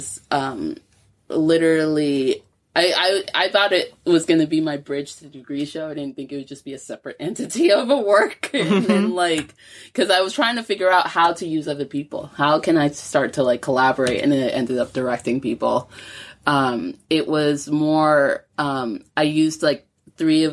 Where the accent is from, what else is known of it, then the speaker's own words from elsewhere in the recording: New York, United States; moved away as an adult; now in Glasgow, United Kingdom; I grew up in New York